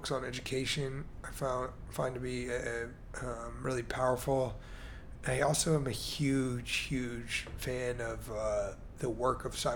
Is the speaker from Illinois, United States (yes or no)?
yes; Chicago, Illinois, United States; I mean, I'm originally from Chicago, so Jordan was like